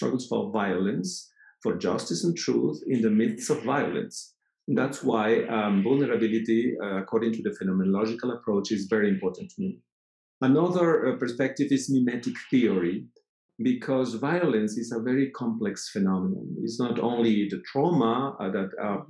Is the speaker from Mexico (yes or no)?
yes; Mexico; also born or lived in Fribourg, Switzerland / Mexico City, Mexico; I come from Mexico